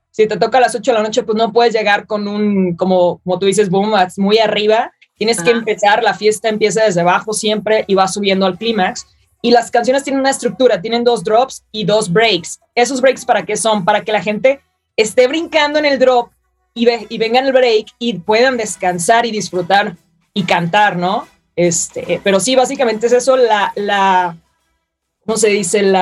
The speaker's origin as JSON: {"language": "Spanish", "country": "Mexico", "said": "he estado en Ultra Music Festival Miami, en Main Stage, siendo la primera mexicana en hacer eso."}